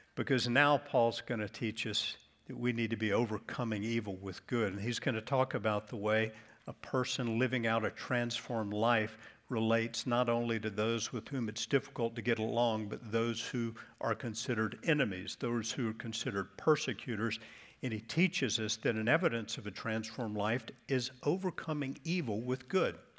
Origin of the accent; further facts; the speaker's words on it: Charlotte, North Carolina, United States; moved away; I grew up in Charlotte.